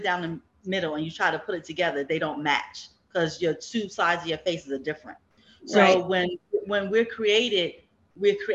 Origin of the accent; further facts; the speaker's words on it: Bergen County, New Jersey, United States; Where I grew up in Bergen County